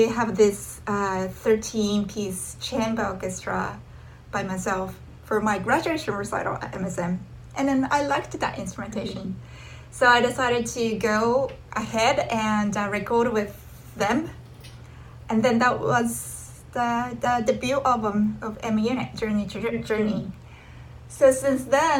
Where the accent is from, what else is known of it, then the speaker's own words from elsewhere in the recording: Tokyo, Japan; moved away as an adult; I'm originally from Japan, Tokyo.